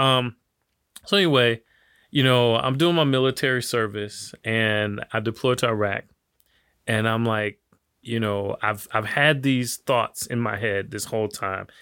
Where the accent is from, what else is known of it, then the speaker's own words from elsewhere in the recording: Detroit, Michigan, United States; now in Miami, United States; I grew up in Detroit